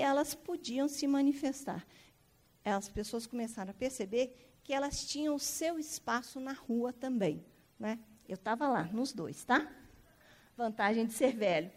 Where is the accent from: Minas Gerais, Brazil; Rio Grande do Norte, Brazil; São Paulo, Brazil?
Minas Gerais, Brazil; Belo Horizonte; nós somos mineiros